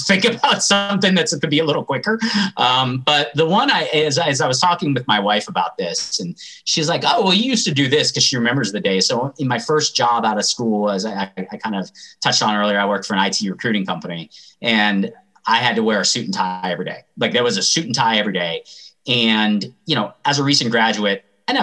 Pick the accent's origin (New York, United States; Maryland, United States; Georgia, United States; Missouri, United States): Georgia, United States; Atlanta; I grew up in Atlanta